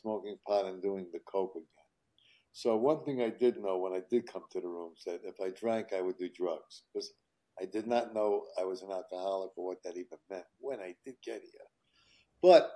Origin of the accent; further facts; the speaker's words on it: New York City, New York, United States; also born or lived in Manhattan, New York; I grew up in Queens, and I moved into Manhattan when I was 21 in Hell's Kitchen